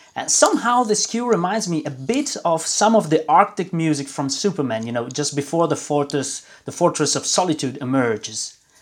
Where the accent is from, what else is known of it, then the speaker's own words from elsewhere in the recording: Milan, Lombardy, Italy; moved away as an adult; now in Brussels, Belgium; I was born and raised in Milan, uh, in Italy. Uh, I moved uh, when I was 24 to Belgium